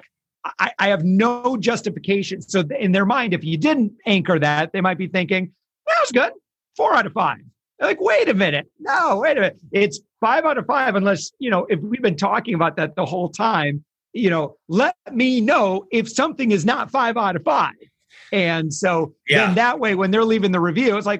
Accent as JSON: {"language": "English", "area": "Grand Rapids, Kalamazoo area", "region": "Michigan", "country": "United States", "said": "I'm originally from the Grand Rapids, Kalamazoo area"}